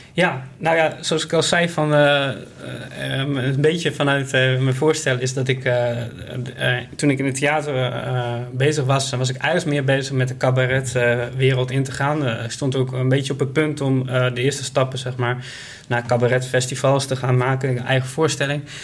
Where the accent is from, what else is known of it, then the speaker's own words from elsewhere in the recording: Groningen, Netherlands; moved away as an adult; now in Ede, Netherlands; ik ben opgegroeid in Groningen. dus ik kom uit het noorden van het land.